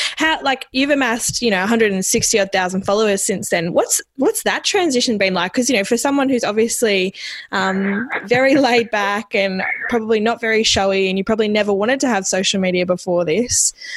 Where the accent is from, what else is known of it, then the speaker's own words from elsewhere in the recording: Jandowae, Queensland, Australia; moved away; I'm from Queensland